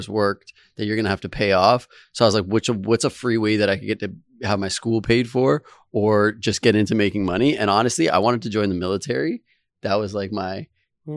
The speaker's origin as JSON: {"language": "English", "town": "Mississauga", "region": "Ontario", "country": "Canada", "tie": "born or raised there", "said": "Grew up in the Mississauga area"}